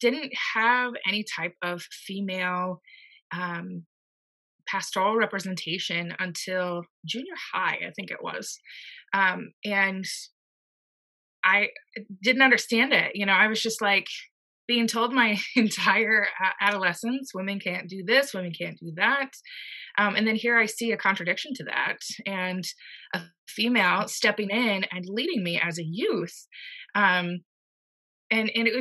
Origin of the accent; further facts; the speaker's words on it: Indiana, United States; now in Rhode Island, United States; I actually grew up in the Methodist Church, and I'm from Indiana